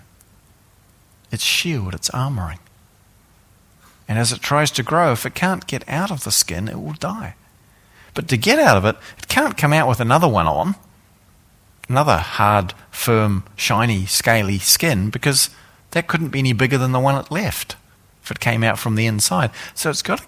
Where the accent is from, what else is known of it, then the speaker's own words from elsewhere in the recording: New Zealand; I come from New Zealand